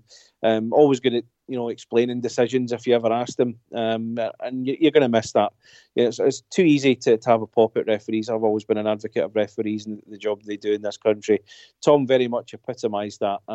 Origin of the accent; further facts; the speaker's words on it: East Kilbride, Scotland, United Kingdom; now in Ayrshire, United Kingdom; I'm not from Ayr. I'm actually from a town called East Kilbride, but I moved down here.